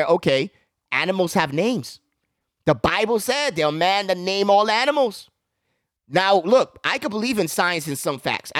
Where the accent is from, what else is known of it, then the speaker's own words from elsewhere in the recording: United States; a young man growing up in America